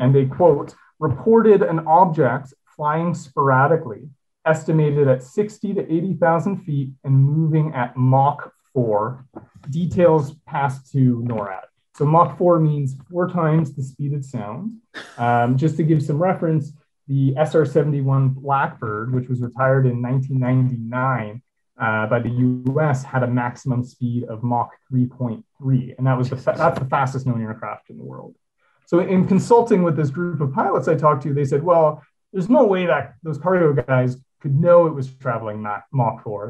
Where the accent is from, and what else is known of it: Toronto, Ontario, Canada; born or raised there